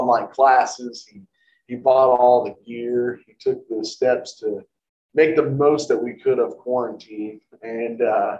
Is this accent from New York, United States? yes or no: no; Dayton, Ohio, United States; We're from like the Dayton area, which is close to Cincinnati